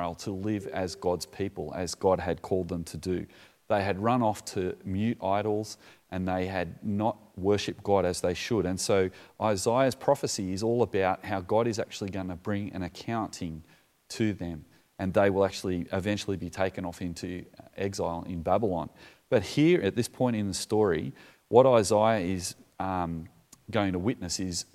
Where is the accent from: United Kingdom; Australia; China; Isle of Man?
Australia; I'm from Australia